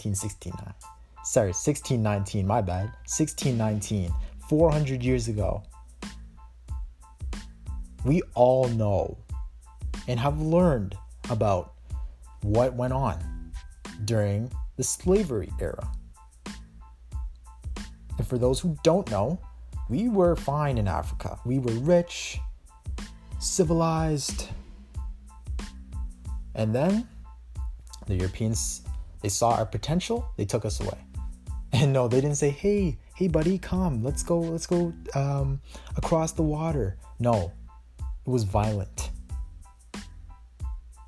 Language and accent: English; Canada; I'm Canadian